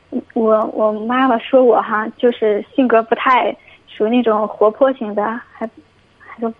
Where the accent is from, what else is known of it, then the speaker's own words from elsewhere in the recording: Zhangjiakou, Hebei, China; moved away as an adult; now in Beijing, China; 我家是河北张家口。